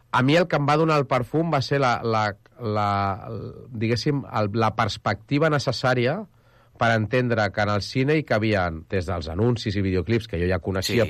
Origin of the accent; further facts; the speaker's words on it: Arenys, Catalonia, Spain; jo sóc d'Arenys